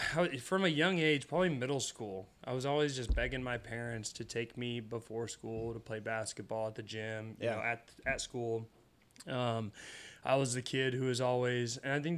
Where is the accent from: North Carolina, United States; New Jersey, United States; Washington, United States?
Washington, United States; Pullman; moved away as an adult; also born or lived in Iowa; I originally grew up in Pullman, Washington, hometown to Washington State University